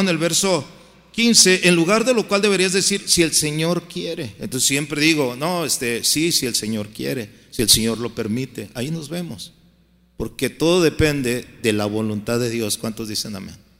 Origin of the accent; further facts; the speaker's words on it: Guadalajara, Jalisco, Mexico; moved away as an adult; now in United States; mi tierra, Guadalajara